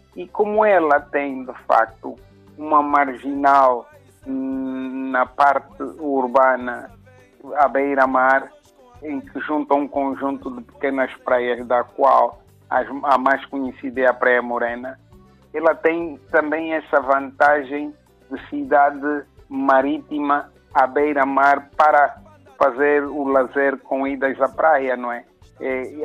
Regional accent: Luanda, Luanda Province, Angola; also born or lived in Benguela, Angola; nasci em Luanda, vivi grande parte da minha idade adulta e profissional, de facto, numa cidade do sul do país, zona litoral que é Benguela

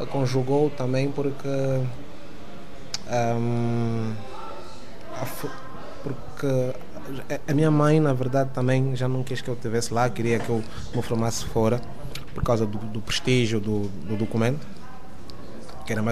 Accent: Luanda, Luanda Province, Angola; moved away as an adult; vivi, nasci, cresci em Luanda até 2014.

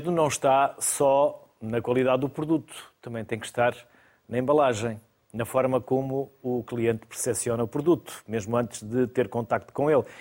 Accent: Netherlands; Portuguese is a second language; moved away as an adult; now in Elvas, Portugal; Sou holandesa.

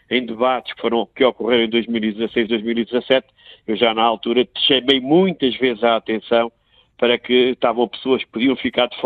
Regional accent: Portugal; mas a mim envergonha-me como português.

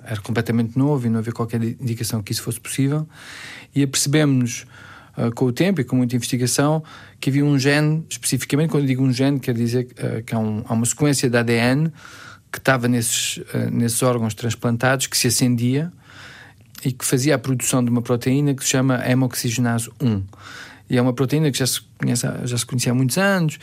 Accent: Belgium; moved away as an adult; also born or lived in Boston, United States; como nasci na Bélgica, ele tornou-se belga, eu tornei-me belga

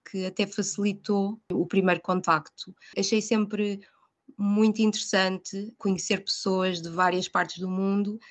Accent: Portugal; moved away as an adult; now in London, United Kingdom; sou portuguesa

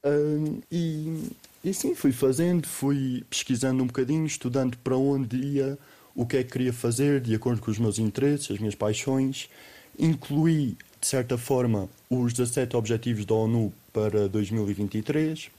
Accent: Serpa, Alentejo, Portugal; moved away as an adult; now in Bolivia; eu vivo num monte, vivia, porque agora, mas vivia num monte em Serpa.

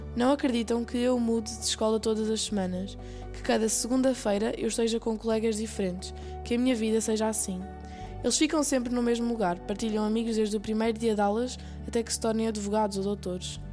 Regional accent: Lisbon, Portugal; Eu nasci em Lisboa.

